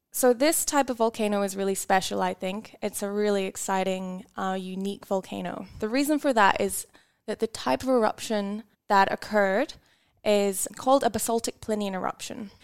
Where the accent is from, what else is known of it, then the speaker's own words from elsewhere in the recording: Scotland, United Kingdom; moved away as an adult; now in Tasmania, Australia; I grew up in Scotland